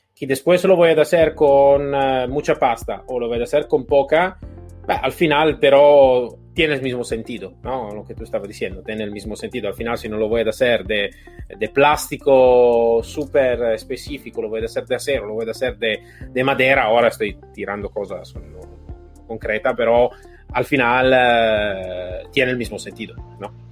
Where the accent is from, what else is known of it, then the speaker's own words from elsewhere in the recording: Italy; Spanish is a second language; yo soy un poquito un italiano atípico